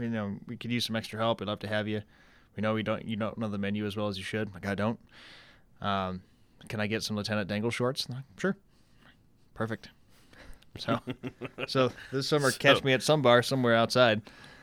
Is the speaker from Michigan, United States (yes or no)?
yes; Saginaw, Michigan, United States; But bartended in Saginaw, Michigan. I'm from Saginaw, started my master's program